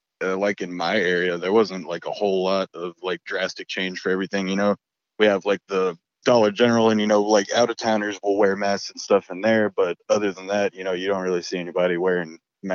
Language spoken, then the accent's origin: English; Sheridan, Texas, United States; I live in a little tiny town called Sheridan.